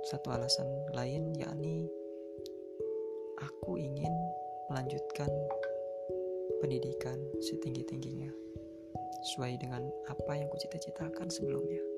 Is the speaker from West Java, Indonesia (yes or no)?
no; Banten, Indonesia; cuma tersisa empat orang dari Cianjur dan satu orang aku dari